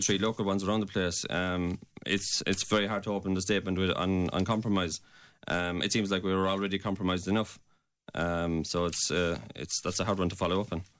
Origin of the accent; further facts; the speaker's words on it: Glin, Munster, Ireland; I'm from Glynn